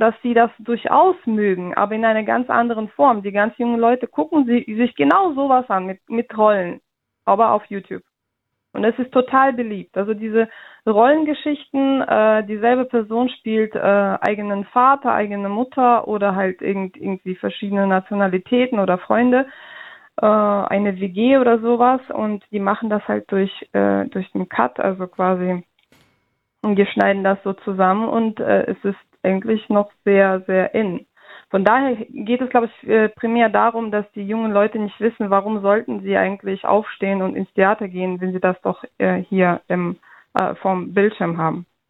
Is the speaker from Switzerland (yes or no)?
no; Russia; now in Germany; ich komme aus Russland